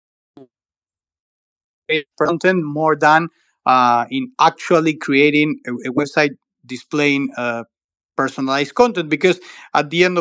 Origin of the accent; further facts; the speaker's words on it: Argentina; I'm from Argentina. I live in Buenos Aires